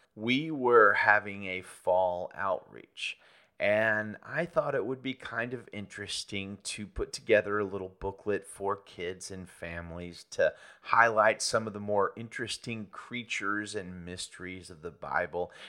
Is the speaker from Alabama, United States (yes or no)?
yes; Birmingham, Alabama, United States; moved away as an adult; now in Salinas, United States; I was born and raised in and around Birmingham, Alabama